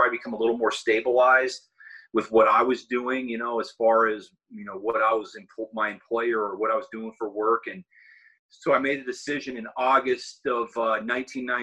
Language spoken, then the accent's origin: English; Seattle, Washington, United States; moved away as an adult; also born or lived in Los Angeles / Pennsylvania; now in East Coast, United States; I was born and raised in Seattle, Washington